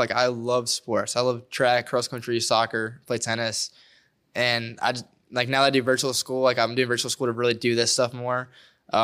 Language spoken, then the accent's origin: English; Denham Springs, Louisiana, United States; I'm around the area. I'm from Denham.